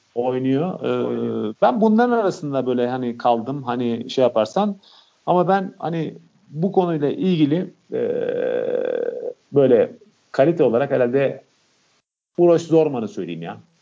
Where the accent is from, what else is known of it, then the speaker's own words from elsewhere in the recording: Montenegro; ben Karadağlı olarak